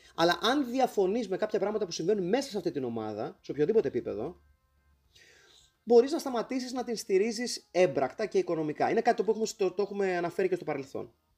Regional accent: Greece; ως Έλληνες

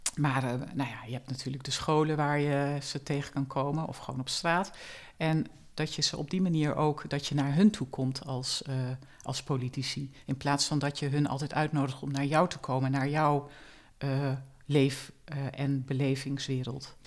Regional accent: Zwolle, Overijssel, Netherlands; also born or lived in Enschede / Arnhem; Ik ben eh, geboren in Zwolle. Ik heb eh, mijn jeugd in eh, Zwolle doorgebracht

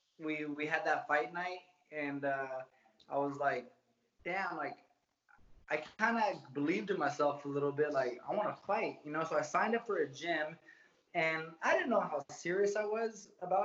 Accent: Hawthorne, California, United States; also born or lived in Redondo Beach, California / Anaheim, California; I grew up in Hawthorne, California

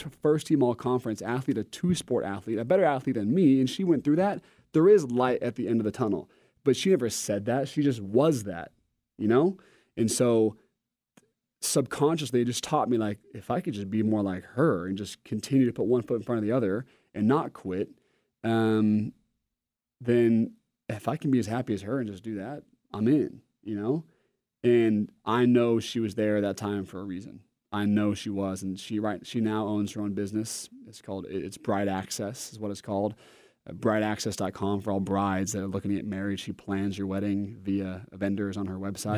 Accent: Oregon, United States; I'm from Oregon, and I'm a Nike homer

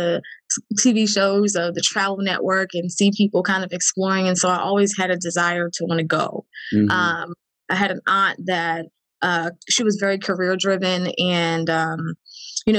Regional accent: Norristown, Pennsylvania, United States; I grew up in Norristown, Pennsylvania. It's a small town right outside of Philadelphia.

